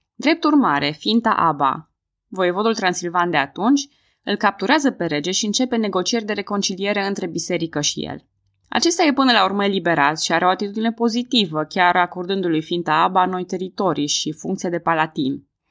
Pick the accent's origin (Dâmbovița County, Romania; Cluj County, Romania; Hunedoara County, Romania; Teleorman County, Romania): Cluj County, Romania; Cluj-Napoca; Eu sunt din Cluj-Napoca